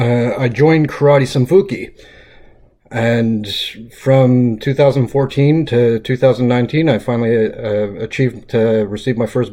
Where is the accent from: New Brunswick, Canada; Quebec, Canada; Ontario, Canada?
Quebec, Canada; Montreal; I grew up in Pointe St. Charles, which is the south end of Montreal.